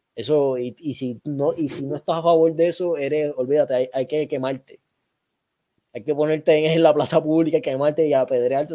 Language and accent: Spanish; Puerto Rico; somos puertorriqueños, pero somos parte de Estados Unidos